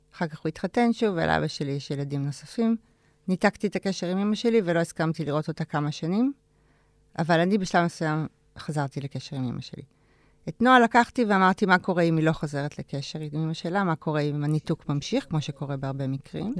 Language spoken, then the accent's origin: Hebrew; Ramat HaSharon, Tel Aviv District, Israel; גדלתי ברמת השרון, בשכונה שנקראת, אה, נווה רום